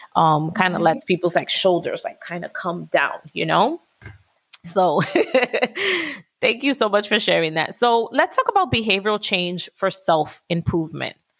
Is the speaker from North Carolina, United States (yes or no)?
no; New York City, New York, United States; I'm from Washington Heights